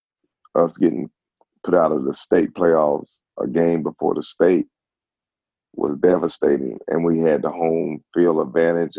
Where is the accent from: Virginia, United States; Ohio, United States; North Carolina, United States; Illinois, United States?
North Carolina, United States; Gastonia; I'm from Gastonia, North Carolina